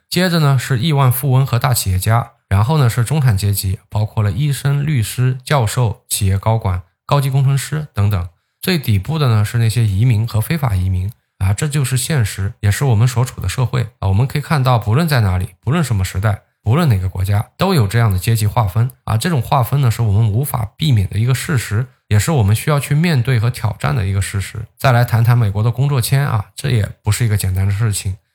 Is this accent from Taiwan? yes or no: no; China